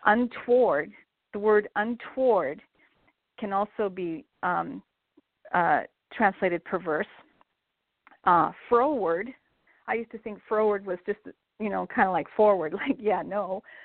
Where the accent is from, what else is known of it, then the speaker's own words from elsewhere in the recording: Montana, United States; I grew up in Montana, um, actually in a small town about 15 miles west of where I live now in Billings.